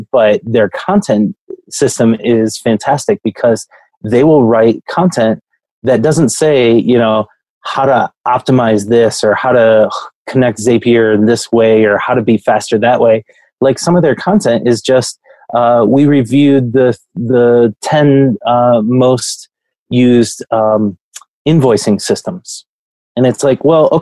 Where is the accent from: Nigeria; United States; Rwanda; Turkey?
United States; Grand Rapids, Michigan; I come from West Michigan. Grand Rapids is where I come from